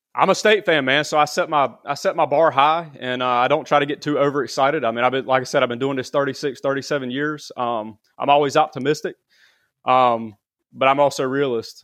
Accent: Garner, North Carolina, United States; I grew up in Garner

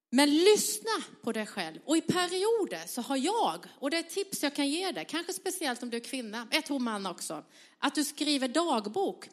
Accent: southern Sweden, Sweden; jag är uppvuxen i södra Sverige

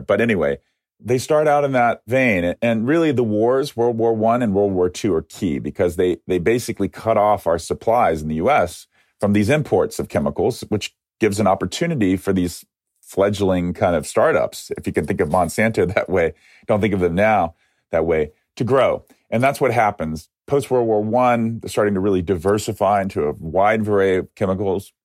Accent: Atlanta, Georgia, United States; moved away; also born or lived in Ohio; the history of Coca Cola which started in my hometown

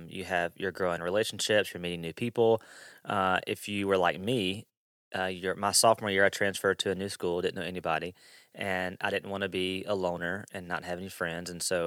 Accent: Mississippi, United States; So I grew up in South Mississippi.

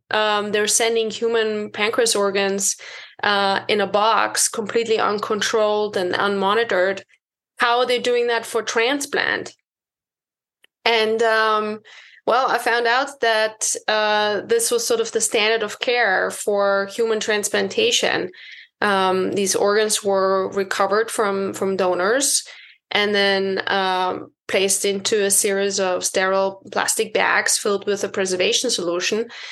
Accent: Austria; moved away as an adult; also born or lived in United Kingdom / Boston; I was born and bred in Austria

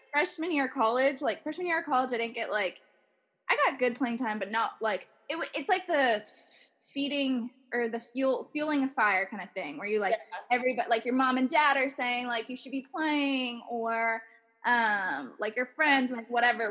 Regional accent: Minerva, Ohio, United States; moved away as an adult; now in Reno, United States; My hometown is in the middle of nowhere, United States, um, called Minerva, Ohio

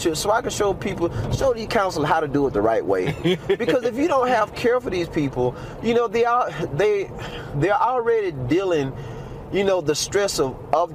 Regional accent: Magnolia, Arkansas, United States; also born or lived in Little Rock, Arkansas / Albuquerque, New Mexico; now in Farmington, United States; I'm from Arkansas. Magnolia, Arkansas.

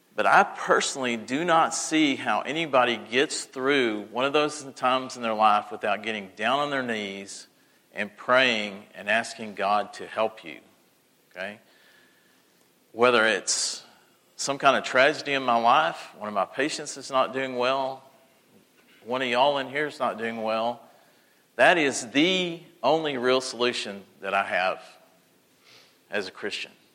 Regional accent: Texas, United States; now in Mississippi, United States; I grew up in Texas

